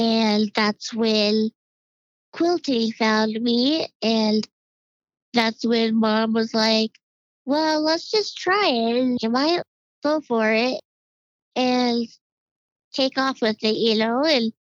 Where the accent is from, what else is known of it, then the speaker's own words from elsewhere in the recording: Colorado, United States; also born or lived in Ord, Nebraska; I was born in Ord, Nebraska, in a little tiny town, and grew up there every summer, and then we moved to Colorado. We had family here in Colorado, and then we've been here since 1984